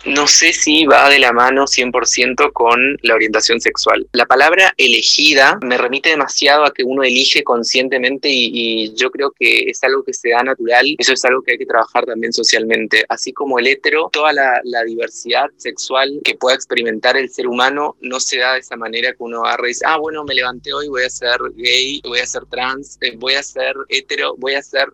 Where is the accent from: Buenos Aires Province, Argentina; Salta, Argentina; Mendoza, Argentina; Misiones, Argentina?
Misiones, Argentina; Yo soy de Misiones, crecí en un pueblo en realidad muy chiquito